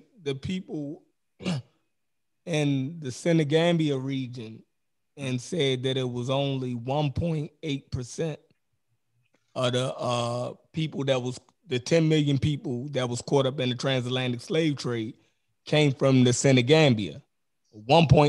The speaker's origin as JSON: {"language": "English", "town": "Baltimore", "region": "Maryland", "country": "United States", "accent": "Baltimore", "said": "that's my Baltimore accent"}